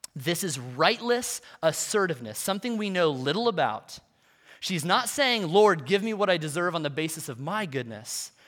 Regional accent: United States; for us as, as Western American Christians

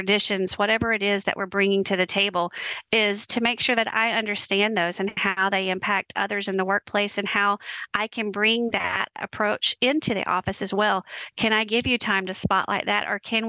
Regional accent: the South, United States; I'm from the South and we do a lot of bless our hearts and huggins around here.

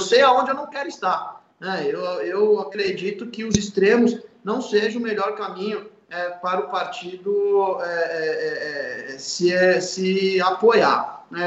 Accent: São Paulo, Brazil; eu, enquanto é, paulista

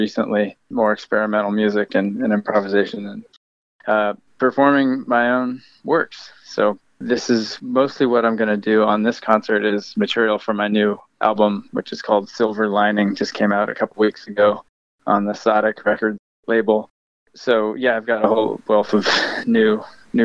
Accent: Camptonville, California, United States; my hometown of Camptonville, California

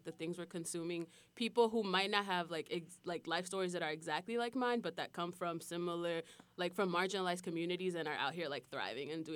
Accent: New York City, New York, United States; we grew up together in the South Bronx

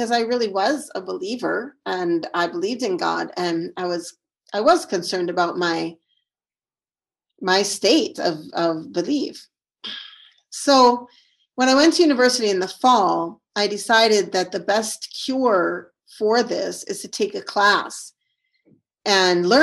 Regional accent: St. Paul, Minnesota, United States; moved away as an adult; also born or lived in Syria; So I'm from Minnesota, that's where I live now. And I grew up in St. Paul, Minnesota. I was born here

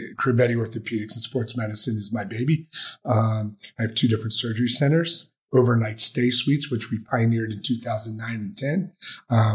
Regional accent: New Jersey, United States; moved away as an adult; also born or lived in Philadelphia / Ohio; now in Las Vegas, United States; I'm a kid from Jersey

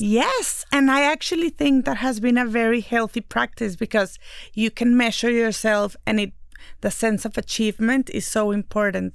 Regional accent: Mexico; I'm the Mexican one

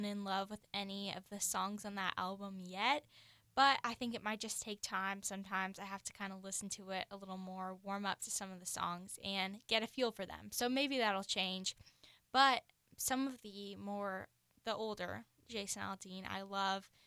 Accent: Virginia, United States; now in Seattle, United States; I grew up in Virginia

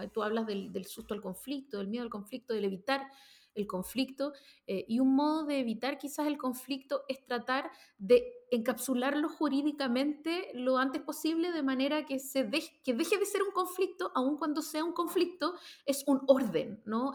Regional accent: Chile

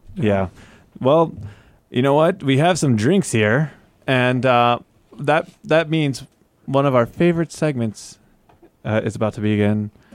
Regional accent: Tornado Alley, United States; moved away as an adult; now in Guam; I grew up in Tornado Alley

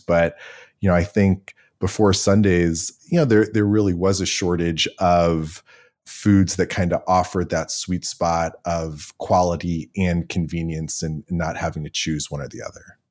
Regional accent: Cleveland, Ohio, United States; I grew up in Cleveland with a somewhat ridiculously high number of dogs

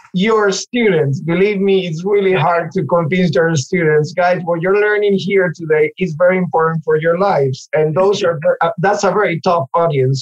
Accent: Ourense, Galicia, Spain; moved away as an adult; also born or lived in England / Finland / Chicago / Monterey; now in New York, United States; I'm from Spain originally. Uh, I was born in in Ourense, which is a city in Galicia, uh, northwestern region of Spain. Uh, right above Portugal. I lived there for most of my life um, until I was 30

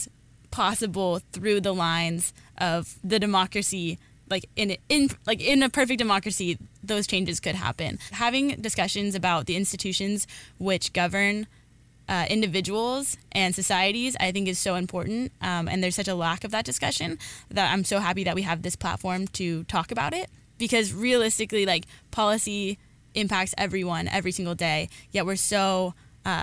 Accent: California, United States; also born or lived in Central Valley, California / Fresno; I was born and raised in California, and I was born in the Central Valley, moved to the Central Coast for most of my life

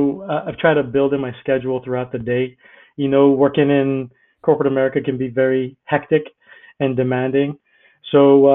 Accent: Bahamas; moved away as an adult; also born or lived in Tampa, Florida; I grew up in the Bahamas. Well, my parents were Greek, and they migrated to the Bahamas

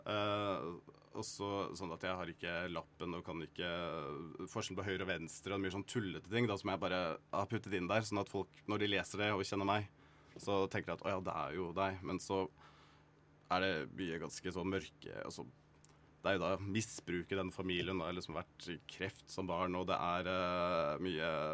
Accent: Kragerø, Vestfold og Telemark, Norway; moved away; jeg var veldig ensom og alene hjemme i Sannidal i Kragerø.

